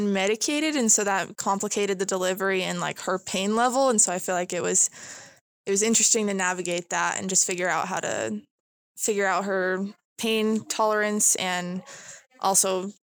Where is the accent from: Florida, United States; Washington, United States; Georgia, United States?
Washington, United States; Seattle; I'm from Seattle, Washington.